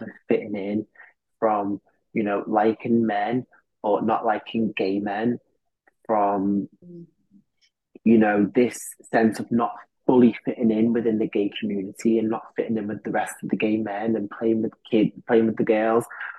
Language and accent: English; Liverpool, North West England, United Kingdom; I grew up in Liverpool